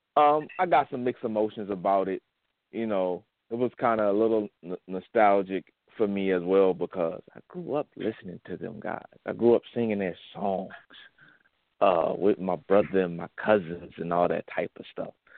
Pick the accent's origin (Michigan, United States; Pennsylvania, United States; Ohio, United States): Michigan, United States; Saginaw; my hometown right here in Saginaw, Michigan